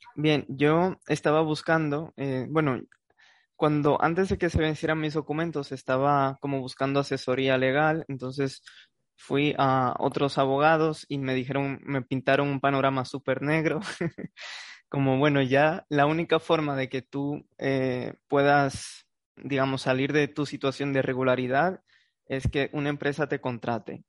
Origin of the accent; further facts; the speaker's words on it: Santo Domingo, Dominican Republic; moved away as an adult; now in Spain; de Santo Domingo